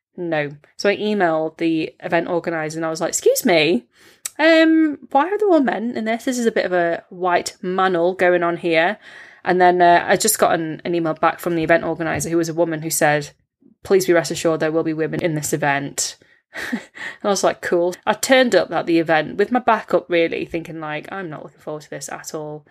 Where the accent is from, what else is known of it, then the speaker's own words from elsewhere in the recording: United Kingdom; as British-born Chinese people